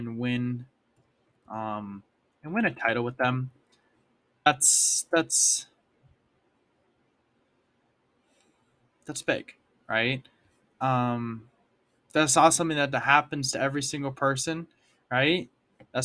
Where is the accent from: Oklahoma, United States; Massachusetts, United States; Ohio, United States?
Massachusetts, United States; Boston; I wish I could have won a title for my hometown team